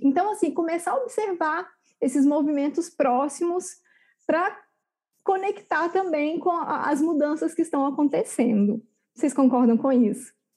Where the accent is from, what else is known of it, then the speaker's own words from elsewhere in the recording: Barroso, Minas Gerais, Brazil; se você for lá na minha cidade, Barroso, no interior de Minas, de 20 mil habitantes